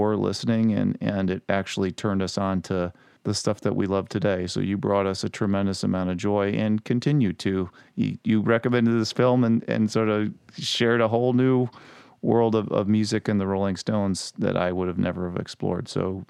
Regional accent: Chicago, Illinois, United States; we're all from Chicago. We all grew up in Chicago.

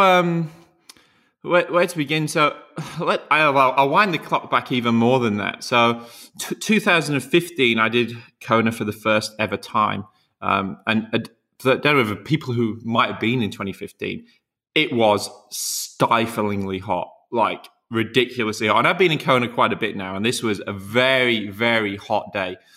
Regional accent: Yorkshire and the Humber, United Kingdom; moved away; I'm from Yorkshire, and, um, so me and Alistair grew up in the very similar area.

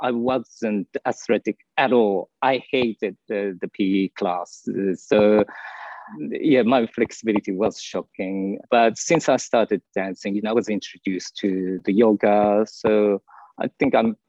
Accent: Fukuoka, Japan; English is a second language; moved away as an adult; also born or lived in Melbourne, Australia; now in Sydney, Australia; I was born in Fukuoka, which is in the Kyushu Island, the southern part of Japan.

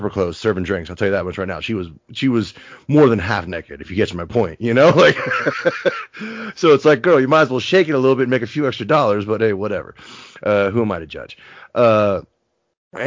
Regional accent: Napa, California, United States; also born or lived in San Francisco; growing up in Napa

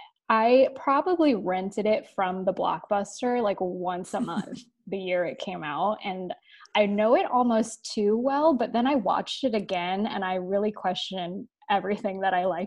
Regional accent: Florida, United States; We grew up together in Florida, where I still am.

